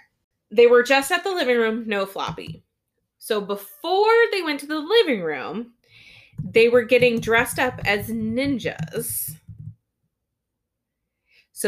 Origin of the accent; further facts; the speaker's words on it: United States; I'm American